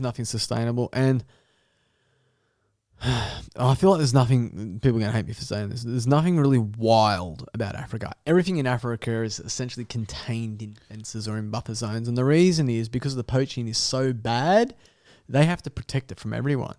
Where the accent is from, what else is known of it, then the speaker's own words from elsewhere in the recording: Dapto, New South Wales, Australia; as a kid in the back of West Dapto, probably because I was from Dapto